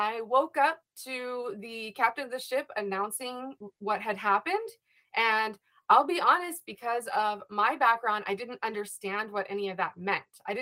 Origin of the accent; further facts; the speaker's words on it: California, United States; I am originally from California